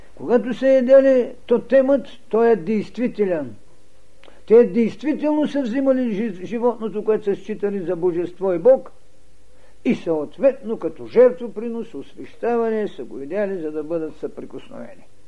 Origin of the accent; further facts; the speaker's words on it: Bulgaria; ние българите